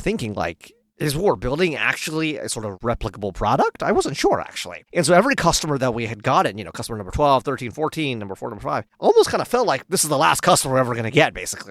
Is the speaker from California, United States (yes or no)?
yes; Palo Alto, California, United States; moved away as an adult; also born or lived in Oxford; I actually grew up in Palo Alto